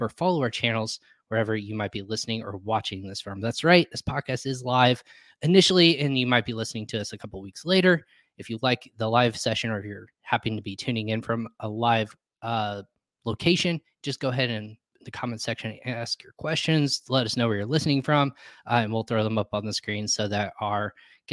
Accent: Indianapolis, Indiana, United States; From Indianapolis

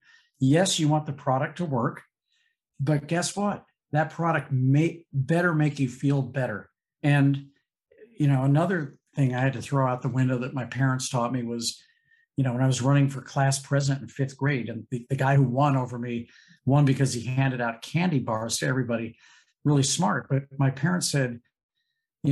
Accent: St. Louis, Missouri, United States; growing up in St. Louis

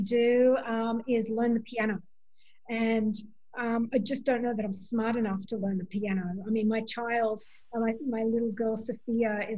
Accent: Sydney, New South Wales, Australia; moved away as an adult; now in Bronx, United States; as an Australian to come from the Bronx

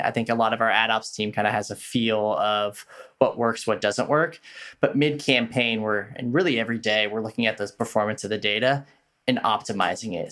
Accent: Bay Area, California, United States; moved away; I'm from the Bay Area originally

